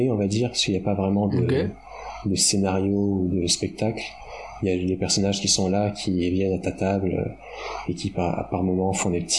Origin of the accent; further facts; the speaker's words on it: France; parce que comme on est Français, on est beaucoup plus intelligent que le reste de la planète, c'est bien connu.